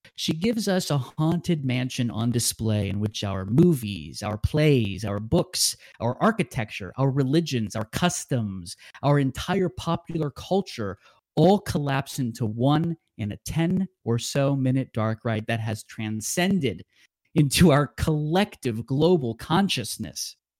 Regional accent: Southern California, United States; the bustling, seasonal haunted house scene I grew up with in Southern California

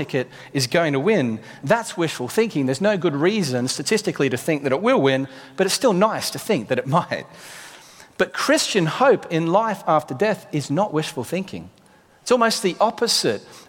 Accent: Australia; now in United Kingdom; Being an Australian

